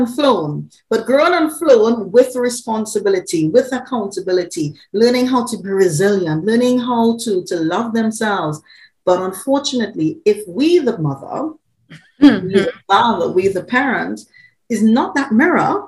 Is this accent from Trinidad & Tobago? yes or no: yes; Trinidad & Tobago; now in United Kingdom; Originally, I'm an island girl. I'm from Trinidad. I'm living in the UK.